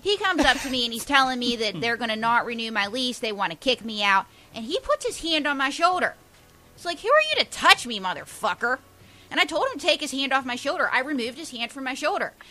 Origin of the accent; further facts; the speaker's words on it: Pittsburgh, Pennsylvania, United States; now in New York, United States; I'm from Pittsburgh.